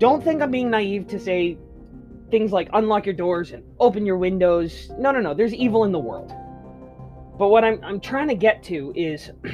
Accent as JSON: {"language": "English", "country": "Canada", "tie": "born or raised there", "said": "being Canadian, to being born in Canada"}